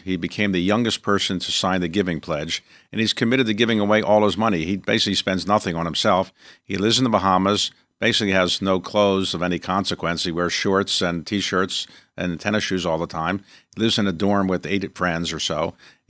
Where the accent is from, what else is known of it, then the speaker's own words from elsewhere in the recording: Baltimore, Maryland, United States; So I am from Baltimore.